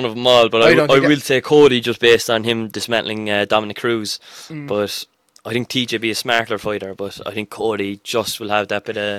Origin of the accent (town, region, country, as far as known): Cork, Munster, Ireland